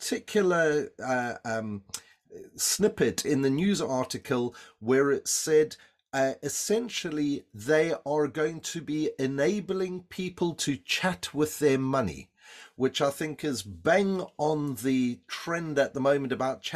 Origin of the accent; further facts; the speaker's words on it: South Africa; accent: South African; my South African accent